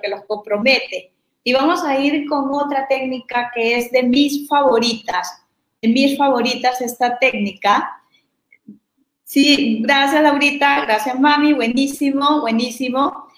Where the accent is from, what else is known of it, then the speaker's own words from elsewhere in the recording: Peru; also born or lived in Mexican Caribbean; now in Mexico; soy de Perú